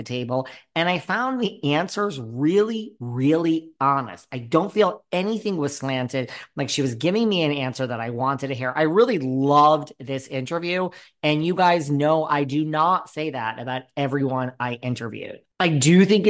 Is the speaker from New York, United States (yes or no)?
yes; New York, United States; I'm a New Yorker tried and true.